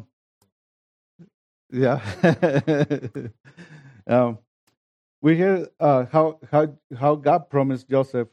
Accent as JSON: {"language": "English", "country": "Mexico", "second_language": "English", "moved": "yes", "said": "I come from Mexico, I crossed the border, I come to a country where I didn't speak the language"}